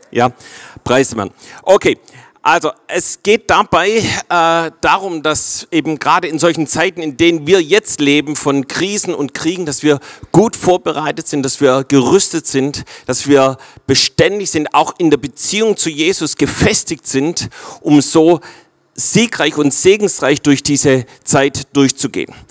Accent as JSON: {"language": "German", "area": "Swabia", "region": "Baden-Württemberg", "country": "Germany", "said": "für uns Schwaber"}